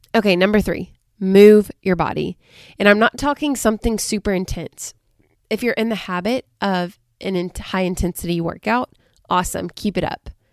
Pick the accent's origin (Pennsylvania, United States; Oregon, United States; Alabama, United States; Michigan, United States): Alabama, United States; Southern; I'm from Southern Alabama, right on the coast